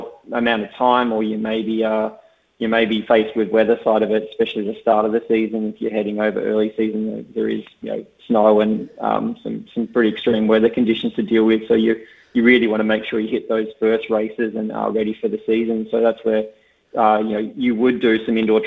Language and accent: English; Tasmania, Australia